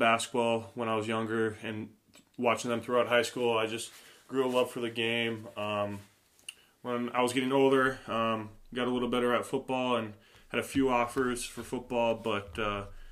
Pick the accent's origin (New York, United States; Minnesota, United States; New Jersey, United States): Minnesota, United States; Watkins; I'm from Watkins, Minnesota. Grew up on a small farm in a small town of about 1,000 people